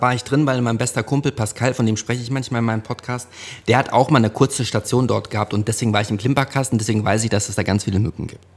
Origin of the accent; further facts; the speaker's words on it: Hövelhof, North Rhine-Westphalia, Germany; wir bei uns in Hövelhof, da gab's ein Hallenbad